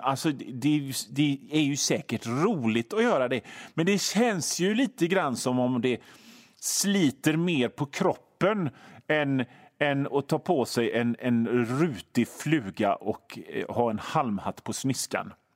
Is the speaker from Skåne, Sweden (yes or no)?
no; Hönö, Västra Götaland, Sweden; jag kommer ifrån Hönö och det är ett gammalt fiskarsamhälle